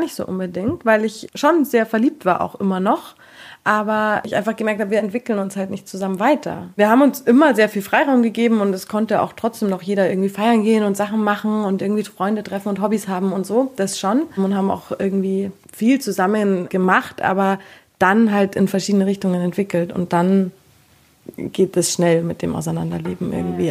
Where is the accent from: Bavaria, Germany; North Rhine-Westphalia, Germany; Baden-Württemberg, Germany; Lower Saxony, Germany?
Bavaria, Germany; Taufkirchen; Ich bin 27 und komme aus Taufkirchen bei München.